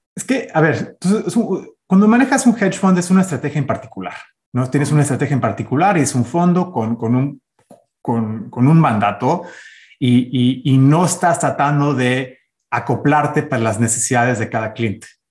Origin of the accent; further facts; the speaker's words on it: United States; nací, de hecho, en Estados Unidos. Soy el, primer gringo este, ciudadano nacido aquí en Estados Unidos.